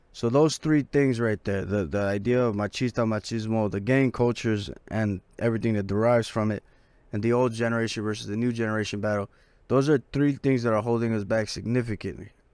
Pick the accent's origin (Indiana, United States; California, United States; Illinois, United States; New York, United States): California, United States; Los Angeles; I'm from South Central